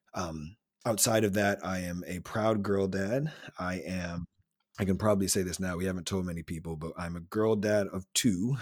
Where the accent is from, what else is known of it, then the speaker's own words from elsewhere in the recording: Silver Spring, Maryland, United States; I'm originally from Silver Spring, Maryland, though I'm a Nija boy